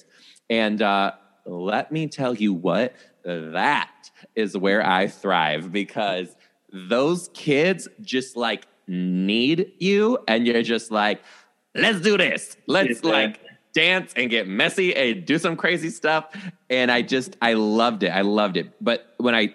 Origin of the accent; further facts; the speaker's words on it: Detroit, Michigan, United States; moved away as an adult; also born or lived in Chicago area; now in Seattle, United States; I'm from the Detroit area of Michigan.